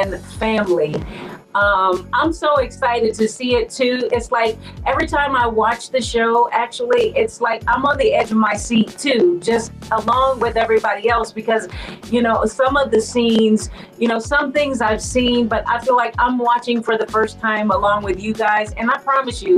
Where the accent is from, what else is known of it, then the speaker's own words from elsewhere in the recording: Chicago, Illinois, United States; I'm from the city, I was born and raised in Chicago